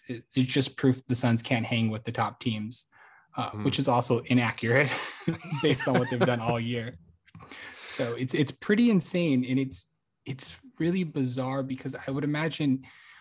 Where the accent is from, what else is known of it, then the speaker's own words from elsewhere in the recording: Phoenix, Arizona, United States; moved away as an adult; now in Portland, United States; I grew up in Phoenix